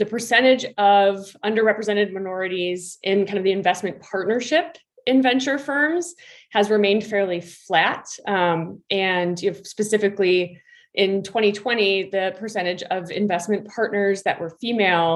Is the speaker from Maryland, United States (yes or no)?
no; Minnesota, United States; I actually grew up in Minnesota